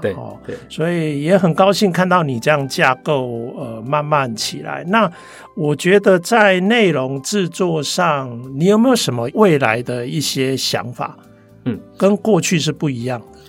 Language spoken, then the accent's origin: Chinese; Taipei, Taiwan; first language Taiwanese Hokkien; Chinese is a second language; 像我的母语就是台语啦是，啊，只是说因为我是台北小孩